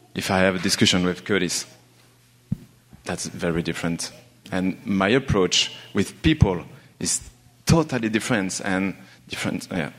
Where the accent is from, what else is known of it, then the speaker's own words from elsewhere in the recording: France; English is a second language; moved away as an adult; now in Montreal, Canada; I'm from France. I'm here in Montreal since three years